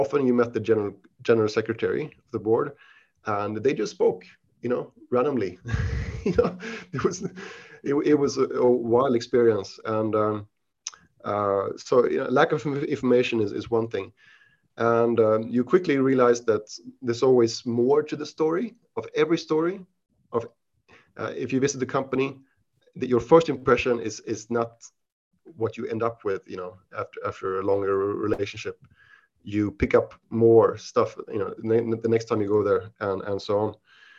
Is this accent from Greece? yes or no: no; Sweden; English is a second language; moved away as an adult; also born or lived in Switzerland / United Kingdom; now in Asia; I consider myself Swedish because my parents are Swedish. But I was born in Switzerland outside of Geneva to Swedish parents. I moved to Sweden when I was 6 years old and I studied there, you know, for most of my education.